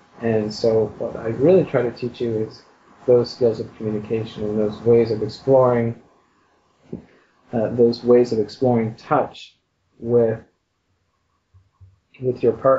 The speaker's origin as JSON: {"language": "English", "town": "Montreal", "region": "Quebec", "country": "Canada", "moved": "as an adult", "lives_now": "Toronto, Canada", "said": "I was originally from Montreal. We moved to Toronto"}